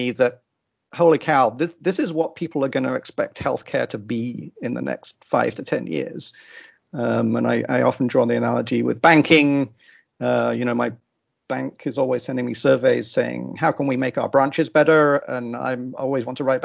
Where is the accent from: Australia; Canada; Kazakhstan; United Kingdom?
United Kingdom; England; now in Austin, United States; I grew up in England.